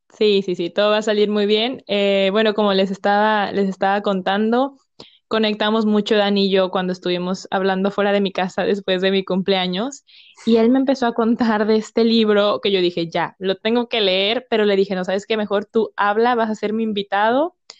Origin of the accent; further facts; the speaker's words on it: Mexico; como, como mexicanos